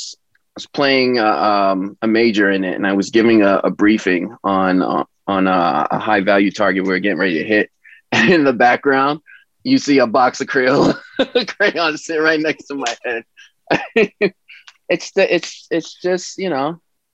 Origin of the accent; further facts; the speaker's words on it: New York City, New York, United States; I grew up in East New York, Brooklyn. I loved growing up in Brooklyn.